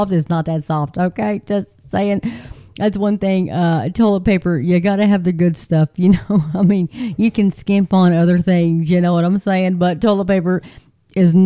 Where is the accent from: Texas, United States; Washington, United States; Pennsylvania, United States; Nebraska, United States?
Texas, United States; I'm just a girl from Texas